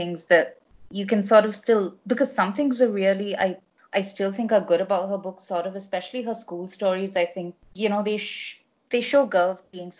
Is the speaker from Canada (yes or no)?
no; India; this is probably true for a lot of us growing up in India